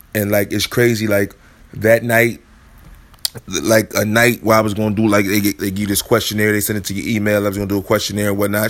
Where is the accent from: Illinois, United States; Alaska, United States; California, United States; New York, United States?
Illinois, United States; Chicago; moved away; I'm from Chicago